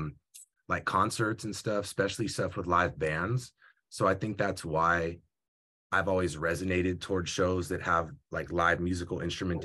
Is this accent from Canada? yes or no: no; Union City, California, United States; Union City. I was going to the school. Bernard White Middle School